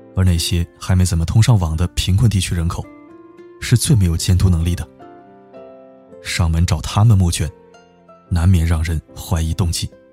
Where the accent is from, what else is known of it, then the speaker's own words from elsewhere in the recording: a small town in northern China, China; moved away; 我老家在北方的一个小镇子，人们算不上特别穷，但也绝对不富裕